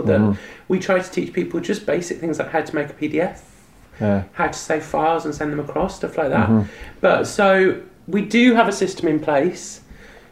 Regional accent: England, United Kingdom; I'm from England

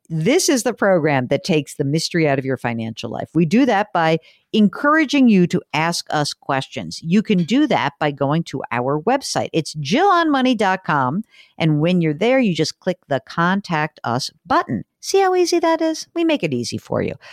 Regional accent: Northeast, United States; moved away; I grew up in the Northeast

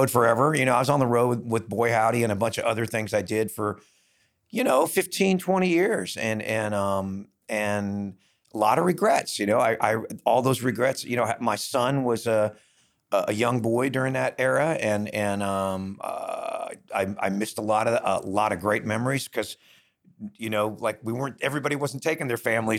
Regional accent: Los Angeles, California, United States; moved away as an adult; also born or lived in Bakersfield; I grew up in Hollywood in a … cover band as a teenager on the Sunset Strip

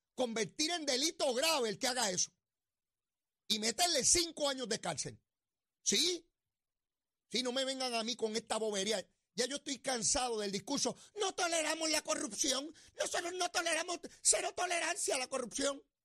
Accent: Puerto Rico; ¿Por qué habrían de dejar de ser puertorriqueños los que vivimos aquí bajo la estadidad?

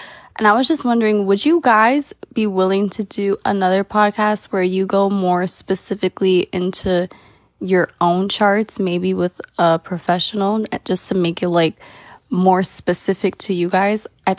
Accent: Bronx, New York, United States; I'm from the Bronx.

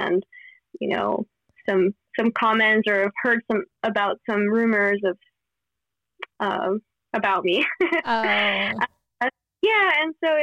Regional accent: Miami, Florida, United States; where I grew up in Miami

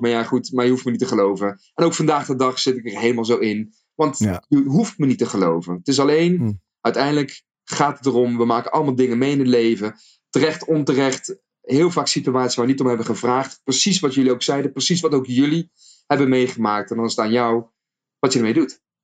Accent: North Brabant, Netherlands; accent: Brabants; zelf gewoon geboren en getogen. Gewoon in Brabantse land. Dus ik kan gewoon ik gaan praten in Brabants als wil

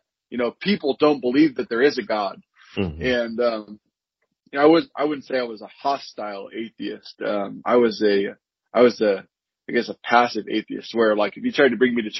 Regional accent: Sacramento, California, United States; also born or lived in Visalia, California; now in Tulare, United States; I am originally from Sacramento, but I live in Tulare

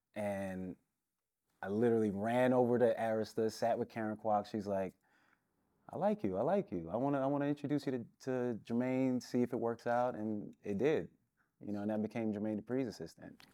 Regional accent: New York City, New York, United States; also born or lived in Brooklyn, New York / Washingtonville, New York; I was born in Brooklyn. I lived in Queens for, like, thirteen years and, uh, around seventh, eighth grade, my, uh, my family, we moved upstate New York

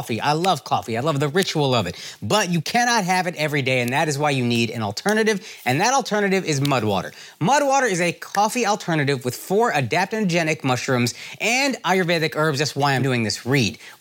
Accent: Dallas, Texas, United States; I'm from Dallas

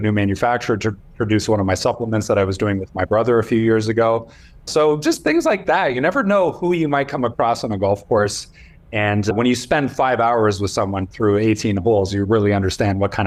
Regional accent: Canada; we're from Canada

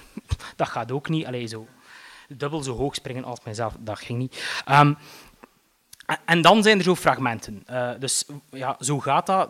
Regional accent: Eeklo, Flanders, Belgium; ik ben opgegroeid in Eeklo.

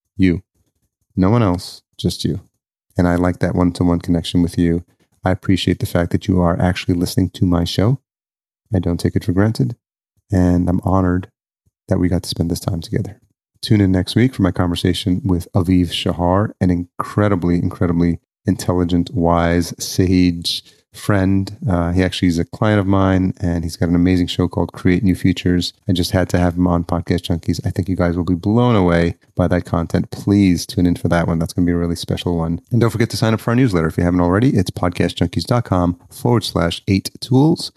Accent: Yonkers, New York, United States; I'm sitting in, uh, the dining room of the house where I grew up in Yonkers

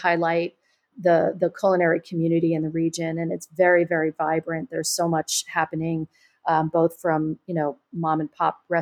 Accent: New York, United States; now in Ventura County, United States; I'm a New Yorker originally

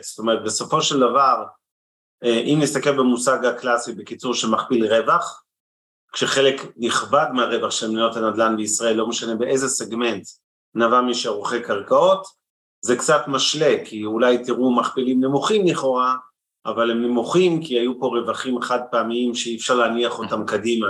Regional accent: Israel

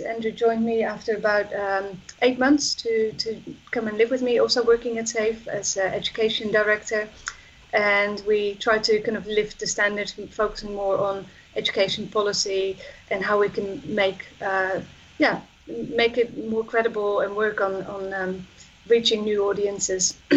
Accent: Netherlands; I'm from the Netherlands

